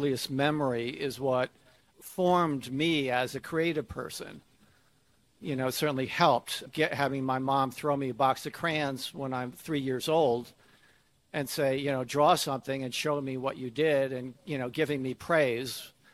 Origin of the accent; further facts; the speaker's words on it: Connecticut, United States; moved away as an adult; also born or lived in Atlanta, Georgia; I grew up in Connecticut, in a kind of a rural area of Connecticut